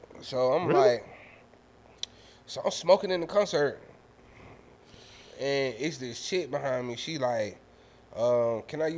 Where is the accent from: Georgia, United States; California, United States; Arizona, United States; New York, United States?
Georgia, United States; Atlanta; me being from the city for real